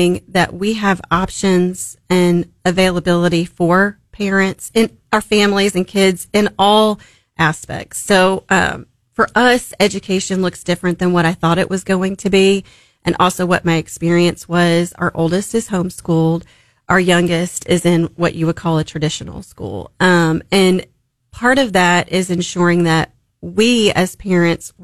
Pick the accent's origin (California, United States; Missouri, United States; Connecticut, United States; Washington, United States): Missouri, United States; Springfield; also born or lived in Memphis, Tennessee; We're from Memphis originally, but Springfield's been a part of my life since I can remember, you know, earliest memories